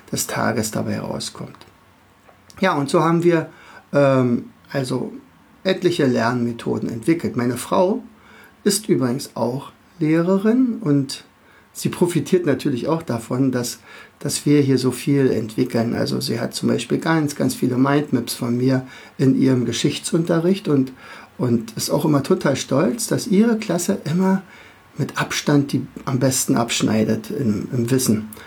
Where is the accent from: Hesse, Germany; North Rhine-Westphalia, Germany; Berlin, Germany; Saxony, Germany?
Berlin, Germany; now in Rauen, Germany; Also an meinem Dialekt wirst du schon ein bisschen hören. Also ich bin aus dem Raum Berlin, äh, wohne in Rauen, das ist ein sehr kleiner Ort in der Nähe von Fürstenwalde.